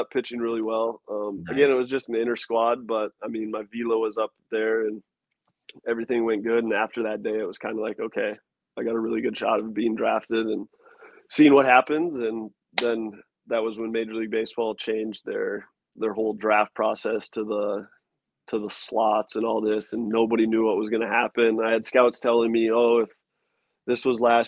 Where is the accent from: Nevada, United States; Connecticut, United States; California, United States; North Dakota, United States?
North Dakota, United States; West Fargo; moved away as an adult; growing up in North Dakota.